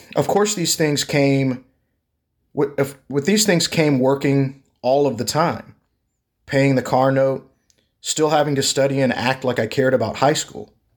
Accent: Texas, United States; I'm from Texas

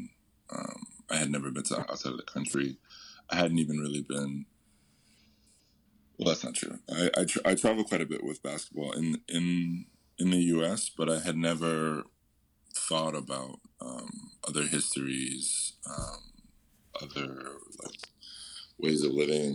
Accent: Atlanta, Georgia, United States; moved away; I grew up in the South. I grew up in, I'm from Atlanta

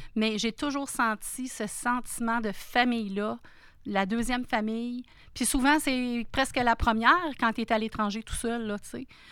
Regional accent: Sainte-Thérèse, Quebec, Canada; moved away as an adult; also born or lived in Toronto / Russia; now in Abitibi, Canada; je suis née à Sainte-Thérèse, à côté de juste entre Laval et Blainville. Donc euh, c'est là que je suis venue au monde. J'ai vécu toute ma vie

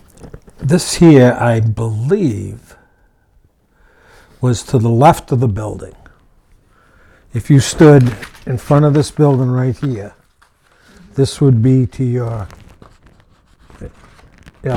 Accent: New Hampshire, United States; I was born in Nashville. My parents lived here. So I've been here all my life

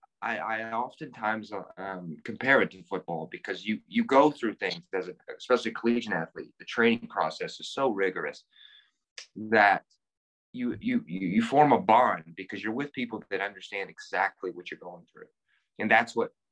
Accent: Louisville, Kentucky, United States; moved away as an adult; also born or lived in Los Angeles / New York; from Louisville, Kentucky, born and raised here

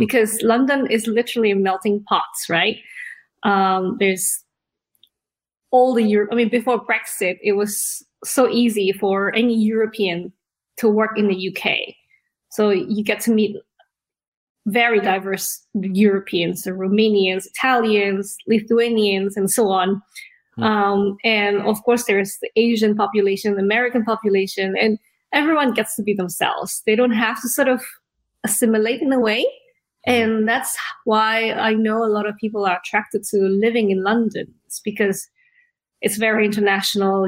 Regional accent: Indonesia; also born or lived in Australia; now in United Kingdom; I was born in Indonesia. We're like third generation there

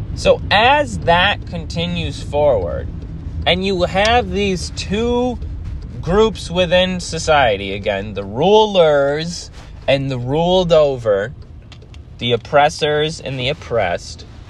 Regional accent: United States; I grew up in America

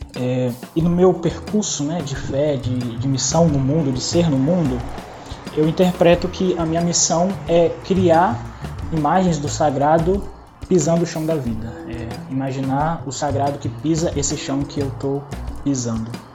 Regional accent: Espírito Santo, Brazil; moved away; sou do Sudeste, especificamente de uma terra chamada Espírito Santo

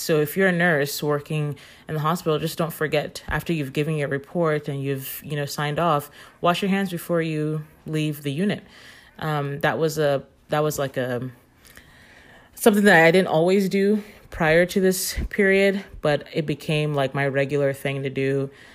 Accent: Nigeria; moved away; I'm from Nigeria

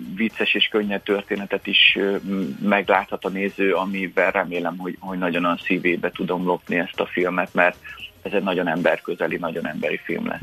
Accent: Hungary; mi magyarok

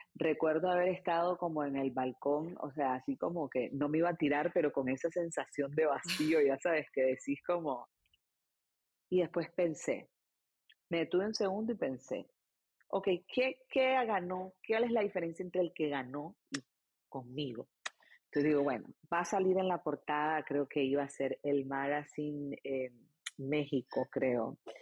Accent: Nicaragua; moved away as an adult; also born or lived in Argentina; now in United States; como nicaragüense de 13 años

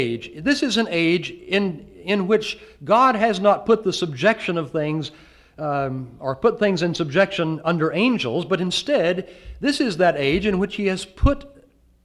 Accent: the South, United States; you can tell I'm from the South

